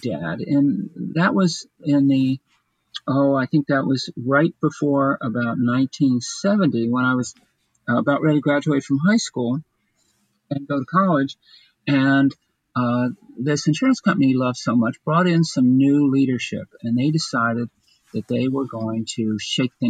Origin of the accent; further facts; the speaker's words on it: Bryn Mawr, Pennsylvania, United States; also born or lived in Chester County, Pennsylvania; I grew up outside in the western suburbs of Philadelphia, out in the Paley, Bryn Mawr area